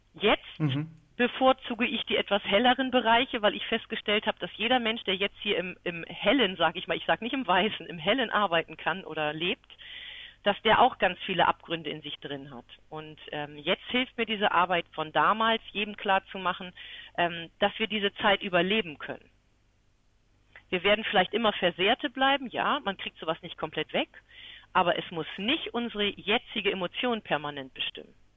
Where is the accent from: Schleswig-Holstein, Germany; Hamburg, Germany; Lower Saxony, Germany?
Schleswig-Holstein, Germany; near Kiel; Ich bin in der Nähe von Kiel groß geworden